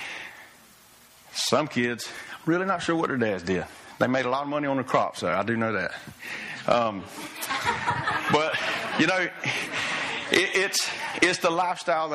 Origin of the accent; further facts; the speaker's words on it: Fernandina Beach, Florida, United States; I grew up in Ferndina, right across the bridge. I was a mighty pirate